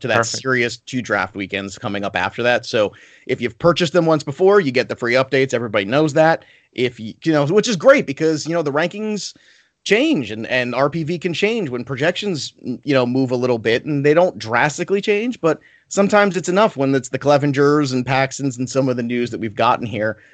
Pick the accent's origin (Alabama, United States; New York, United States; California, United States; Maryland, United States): New York, United States; I'm Italian and I'm from New York and I talk fast